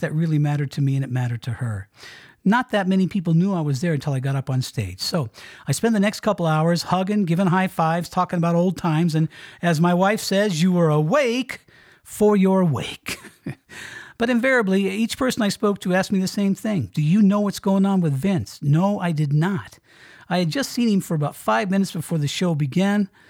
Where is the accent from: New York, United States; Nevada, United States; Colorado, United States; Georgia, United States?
Colorado, United States; moved away as an adult; also born or lived in Miami, Florida; Heading back out here to my home state in Colorado